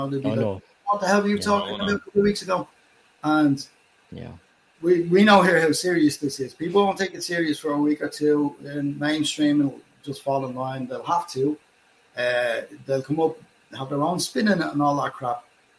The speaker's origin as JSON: {"language": "English", "country": "Ireland", "said": "I can understand you most of the time as an Irishman with a lot of funny friends."}